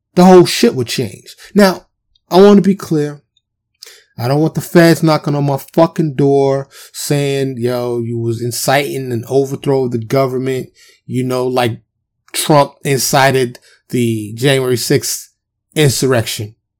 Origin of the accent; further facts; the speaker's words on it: New York, United States; I'm from New York